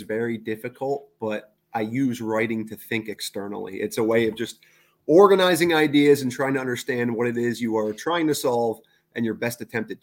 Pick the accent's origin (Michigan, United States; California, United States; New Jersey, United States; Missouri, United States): New Jersey, United States; You're from New Jersey, is that correct? Yes, sir. I actually grew up like 2 miles from Professor Almeida's first school